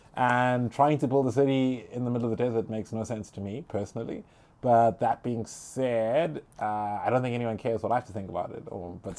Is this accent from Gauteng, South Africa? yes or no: yes; Johannesburg, Gauteng, South Africa; I'm from Joburg, right?